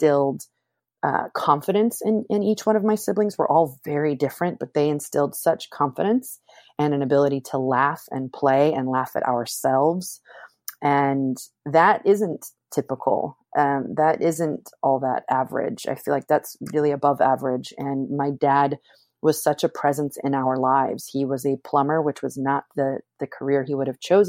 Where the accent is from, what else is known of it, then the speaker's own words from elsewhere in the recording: Pleasanton, California, United States; I grew up in Pleasanton, California. My family moved there when I was 7